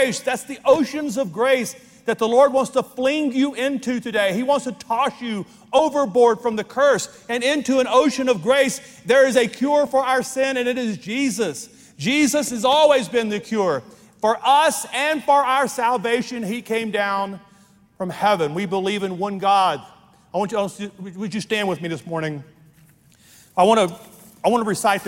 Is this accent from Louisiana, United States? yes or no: yes; Louisiana, United States; I was raised in the Deep South in Louisiana